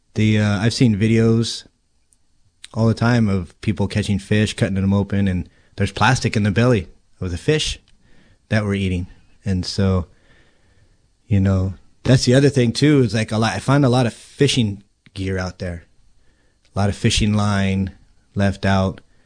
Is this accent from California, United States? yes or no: yes; Healdsburg, California, United States; now in Cloverdale, United States; I grew up in Healdsburg, and so the river was always something that we did